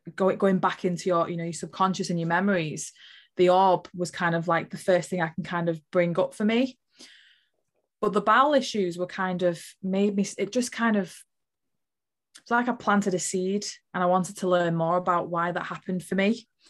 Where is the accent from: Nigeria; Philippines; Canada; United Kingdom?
United Kingdom; Liverpool, North West England; I was born in Liverpool